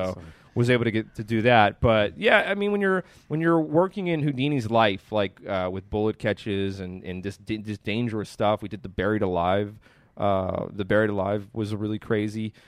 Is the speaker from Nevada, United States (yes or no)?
no; Pittsburgh, Pennsylvania, United States; I grew up here